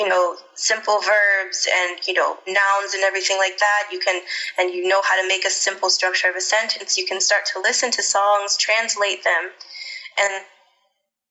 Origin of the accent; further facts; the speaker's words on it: St. Louis, Missouri, United States; I grew up in St. Louis, Missouri.